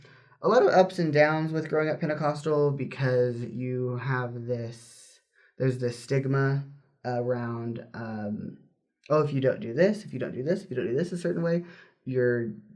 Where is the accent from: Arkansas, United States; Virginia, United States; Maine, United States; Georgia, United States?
Arkansas, United States; also born or lived in California; I grew up in Arkansas, born in California, grew up in Arkansas.